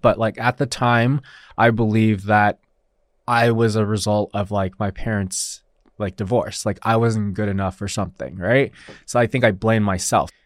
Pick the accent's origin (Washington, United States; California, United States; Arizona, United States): California, United States; Los Alamitos; first language Mandarin Chinese; English is a second language; also born or lived in Taiwan; I was born here in Los Alamitos, near Huntington Beach